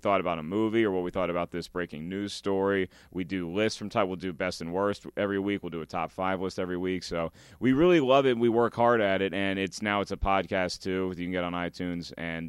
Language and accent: English; Williamsburg, Virginia, United States; I grew up in Williamsburg, Virginia.